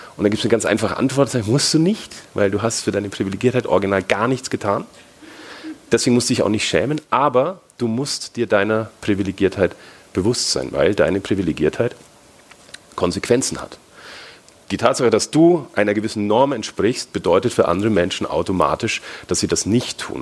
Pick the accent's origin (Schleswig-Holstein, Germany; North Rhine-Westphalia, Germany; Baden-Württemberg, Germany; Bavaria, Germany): Bavaria, Germany; Franconia; accent: Franconian; Ich bin Deutscher, also vielleicht hört man es ein bisschen, also bin Franke